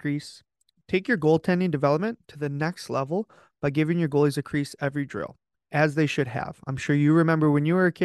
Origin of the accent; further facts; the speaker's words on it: Detroit, Michigan, United States; growing up in Detroit